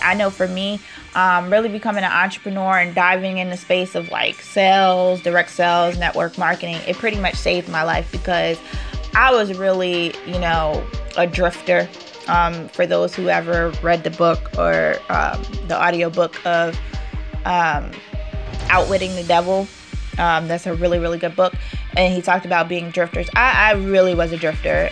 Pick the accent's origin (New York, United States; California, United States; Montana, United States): New York, United States; I'm from New York